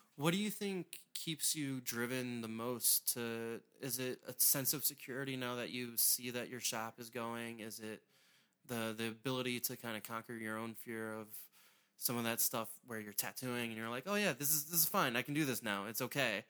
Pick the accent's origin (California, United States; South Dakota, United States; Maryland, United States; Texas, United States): Maryland, United States; St. Mary's County; I grew up in Saint Mary's, and there's, there were a couple galleries down there